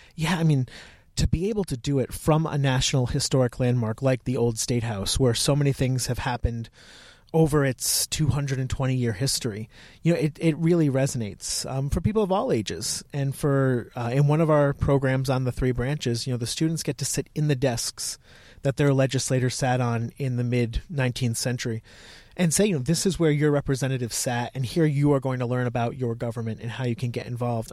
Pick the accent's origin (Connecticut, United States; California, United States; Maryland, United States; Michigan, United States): Connecticut, United States; moved away as an adult; also born or lived in Virginia; I'm from Connecticut, but I went down to Virginia, to the University of Virginia.